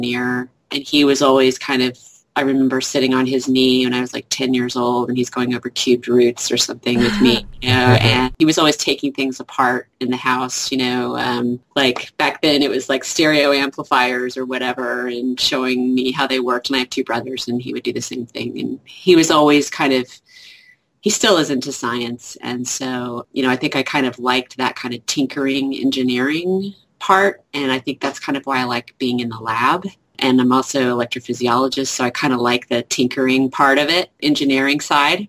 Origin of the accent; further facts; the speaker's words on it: Texas, United States; also born or lived in Oklahoma; I'm a Texan. I've lived here almost all my life, Texas and Oklahoma.